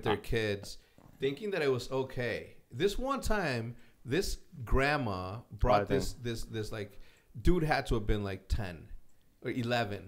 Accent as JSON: {"language": "English", "region": "Illinois", "country": "United States", "moved": "as an adult", "lives_now": "Texas, United States", "said": "I'm from Illinois"}